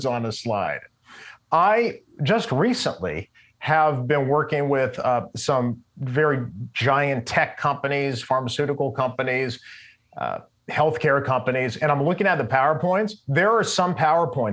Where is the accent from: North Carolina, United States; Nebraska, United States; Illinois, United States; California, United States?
California, United States; also born or lived in New York / Los Angeles; I'm from California, but I had a gig doing CNN business news in New York